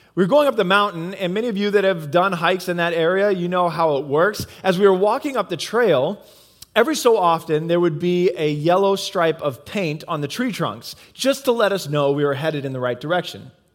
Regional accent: Midwest, United States; moved away; I come from the Midwest

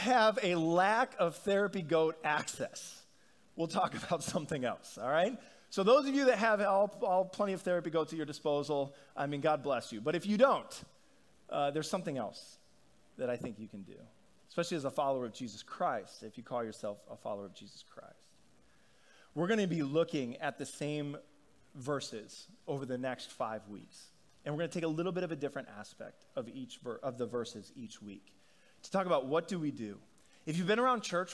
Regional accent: Northeast, United States; We come from the Northeast

